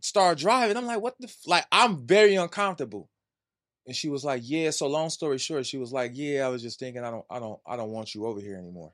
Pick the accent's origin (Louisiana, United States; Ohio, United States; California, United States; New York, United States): California, United States; I'm from Wise California. Wise California. The projects.